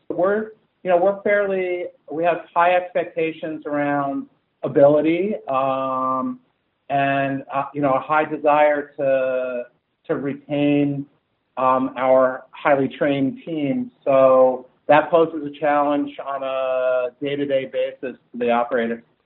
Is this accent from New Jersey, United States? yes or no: yes; New Jersey, United States; also born or lived in East Coast; now in California, United States; I grew up in Central Jersey